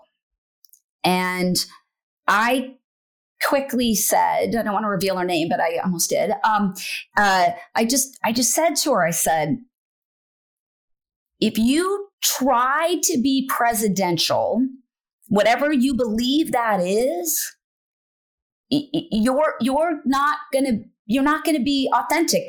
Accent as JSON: {"language": "English", "region": "Wyoming", "country": "United States", "moved": "as an adult", "lives_now": "Nebraska, United States", "said": "I'm from Wyoming."}